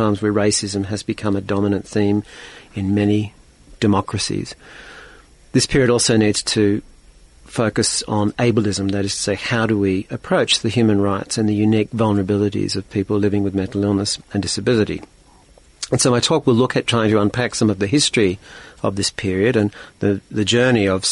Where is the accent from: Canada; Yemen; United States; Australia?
Australia; as an Australian